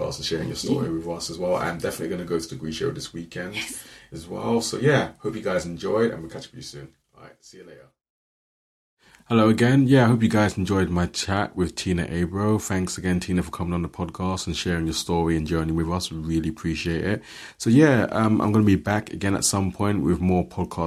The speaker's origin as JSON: {"language": "English", "region": "London", "country": "United Kingdom", "moved": "yes", "lives_now": "Aberdeen, United Kingdom", "said": "I'm from London, but I've been here, like, 15 years, so this is, like, home for me"}